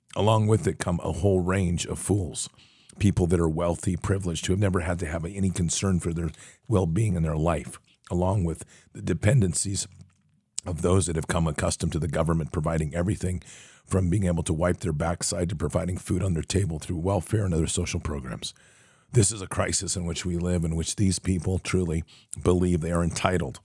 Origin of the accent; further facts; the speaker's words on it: United States; we're American